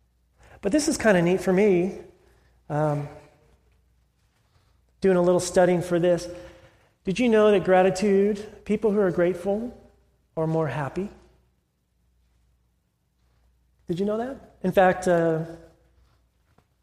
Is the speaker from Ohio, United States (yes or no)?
no; California, United States; moved away; I'm from California